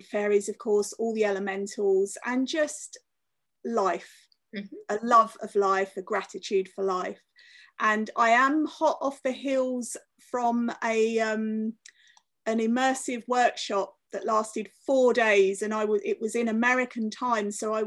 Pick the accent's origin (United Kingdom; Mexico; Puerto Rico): United Kingdom; London; moved away as an adult; also born or lived in Cornwall; I was born in London, I lived in London until I was 20, and then I moved to Cornwall